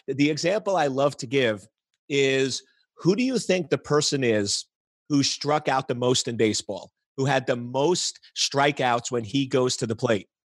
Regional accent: New York, United States; now in Washington, D.C., United States; I was born and raised in New York

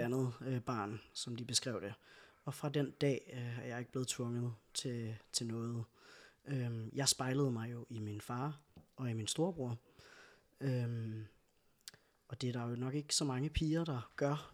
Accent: Skive, Central Denmark Region, Denmark; now in Aalborg, Denmark; født og opvokset i Skive, øh, og bor nu i Aalborg

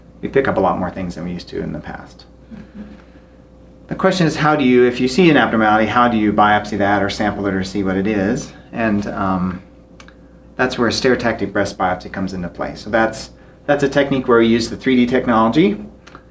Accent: Basin, Wyoming, United States; now in Cody, United States; I grew up in Basin, Wyoming, so not too far away, about an hour away

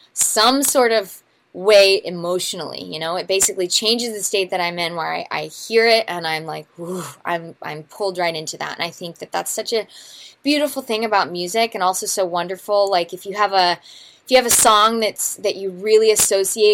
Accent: Missouri, United States; I'm from Missouri

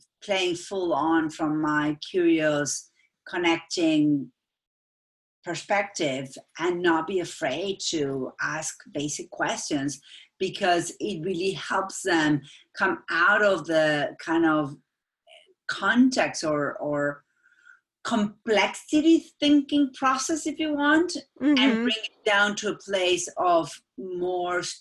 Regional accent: Buenos Aires, Argentina; English is a second language; moved away as an adult; now in Dartmouth, United States; My mom is Austrian and my dad is Argentinian, but I was born and raised in Buenos Aires

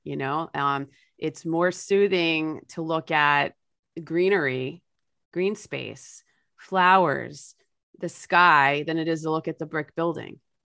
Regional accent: New Jersey, United States; my home state of New Jersey

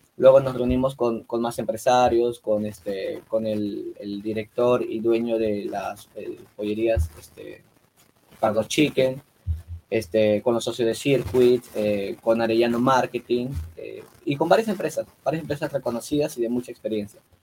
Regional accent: Piura, Peru; Nosotros solamente estábamos enfocados en Piura, somos de Piura

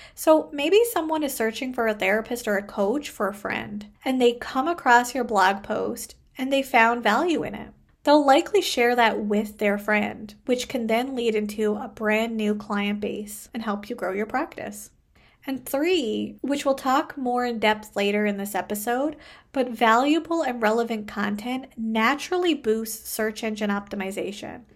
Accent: Canada; I am a Canadian social worker

